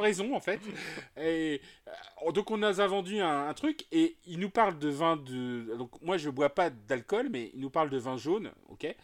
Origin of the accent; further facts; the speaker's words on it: Nantes, Pays de la Loire, France; je suis de Nantes.